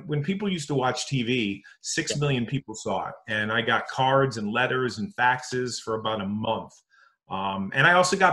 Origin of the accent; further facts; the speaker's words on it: Connecticut, United States; moved away as an adult; also born or lived in Missouri; I grew up in Connecticut. And I moved out to Missouri